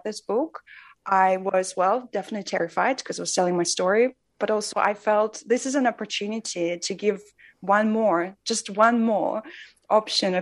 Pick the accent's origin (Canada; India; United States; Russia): Russia; moved away; I grew up in Russia, and I think I carried around two main identities that I would ever announce growing up there.